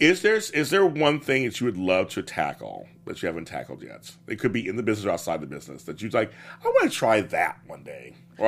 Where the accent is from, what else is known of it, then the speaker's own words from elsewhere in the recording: Inglewood, California, United States; we're both from Inglewood or whatever.